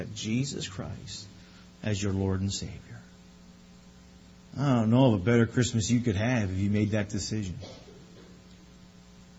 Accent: Newfoundland and Labrador, Canada; moved away; I'm from Newfoundland

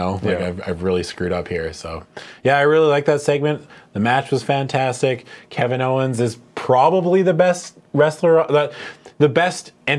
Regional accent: Canada; we're Canadian?

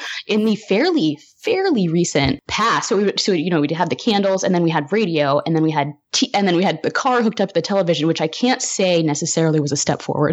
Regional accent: Humboldt County, Northern California, United States; I grew up in Northern California in Humboldt County

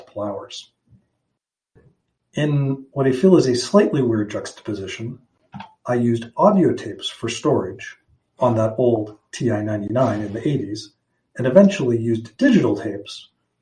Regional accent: Toronto, Ontario, Canada; also born or lived in St. John's, Newfoundland / Waterloo; I was born in St. John's, Newfoundland in 1979. hung out there for a little bit, and eventually my family moved to Toronto for the majority of my childhood and all of my schooling pre-university.

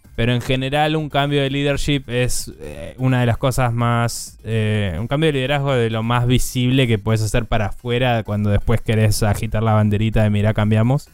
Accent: Argentina; yo como argentino

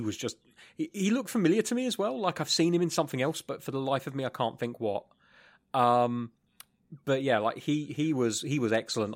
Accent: England, United Kingdom; I'm English

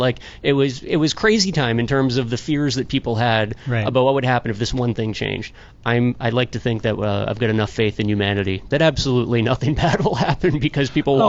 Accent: Worcester, Massachusetts, United States; people who I grew up with in the Catholic Church in Worcester

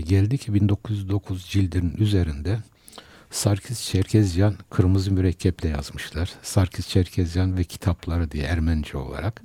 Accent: Istanbul, Turkey; also born or lived in Kayseri; 1950 ee, Kayseri doğumluyum. Ee, ama Kayseriliğimden eser yok. Çünkü 7 yaşında e, İstanbul'a e, geldim.

